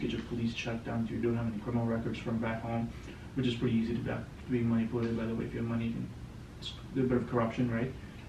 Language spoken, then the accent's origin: English; Canada; being a Canadian, it gives you an access to a lot of countries without a visa to travel.